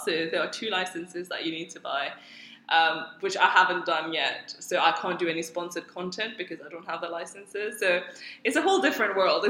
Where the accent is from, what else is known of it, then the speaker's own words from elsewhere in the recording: Mauritius; moved away as an adult; also born or lived in Oxford, United Kingdom / Cambridge, United Kingdom; now in Dubai, United Arab Emirates; originally I am from Mauritius, born and brought up there. Then I went to Oxford for my undergrad, first 4 years. Then I moved to Cambridge for a PhD for 4 years. And 2 months ago, I moved to Dubai for a job.